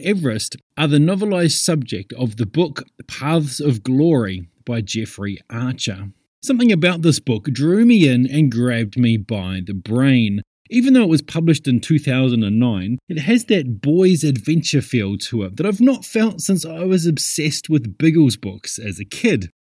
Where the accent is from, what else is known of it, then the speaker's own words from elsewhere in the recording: New Zealand; Growing up in New Zealand